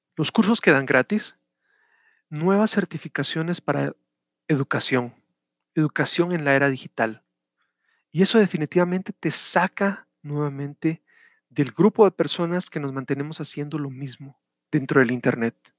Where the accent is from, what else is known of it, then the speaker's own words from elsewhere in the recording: Guatemala; El día de ayer fue el Día del Maestro en mi país, estoy hablándoles desde Guatemala